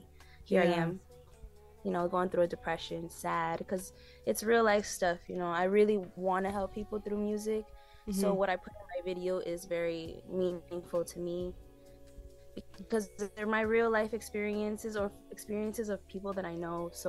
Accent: New York City, New York, United States; I'm from Corona, Queens, New York.

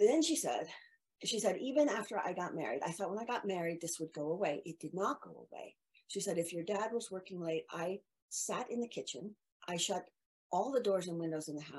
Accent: Midwest, United States; I grew up in the Midwest

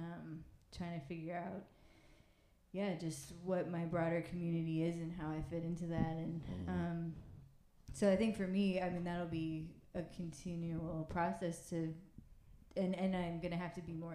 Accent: Saint Paul, Minnesota, United States; moved away; we're from Minnesota, from St. Paul, and like, we went to the high school

